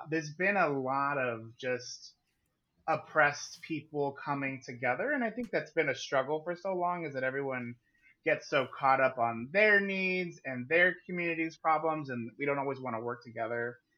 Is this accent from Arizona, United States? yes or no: yes; Yuma, Arizona, United States; also born or lived in Phoenix, Arizona; Born and raised in Yuma, Arizona.